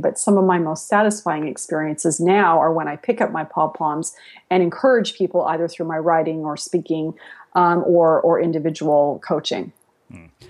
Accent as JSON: {"language": "English", "town": "San Jose", "region": "California", "country": "United States", "tie": "born or raised there", "also_born_or_lived": "Spain / Latin America", "said": "I grew up on the West Coast. I grew up in San Jose before it was Silicon Valley"}